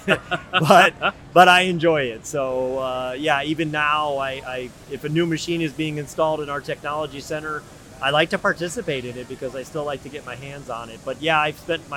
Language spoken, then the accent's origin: English; New England, United States; I grew up in New England